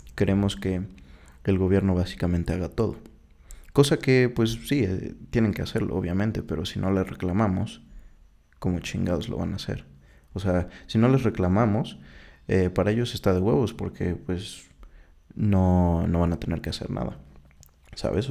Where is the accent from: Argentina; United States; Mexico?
Mexico; Soy mexicano desde el 97